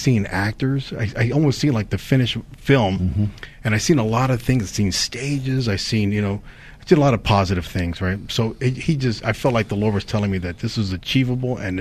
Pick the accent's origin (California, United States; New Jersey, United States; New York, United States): California, United States; Daly City; I grew up in Daly City, so this film here, when I wrote it, was around my hometown of Daly City